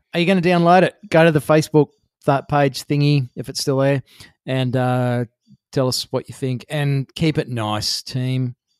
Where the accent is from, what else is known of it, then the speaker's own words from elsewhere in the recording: Australia; being an Australian